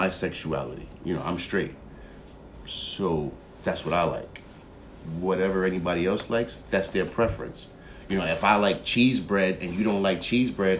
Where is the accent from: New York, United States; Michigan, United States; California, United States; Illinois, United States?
New York, United States; New York City; I grew up in Queens